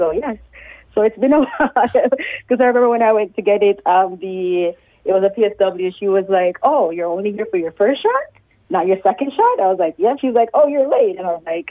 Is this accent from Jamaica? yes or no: yes; Jamaica; now in Canada; I'm Jamaican.